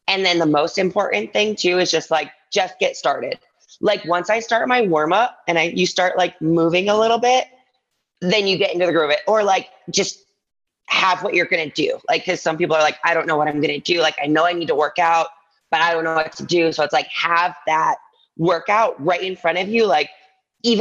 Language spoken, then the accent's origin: English; Ann Arbor, Michigan, United States; moved away as an adult; also born or lived in New York City; now in Las Vegas, United States; I grew up in Ann Arbor, Michigan.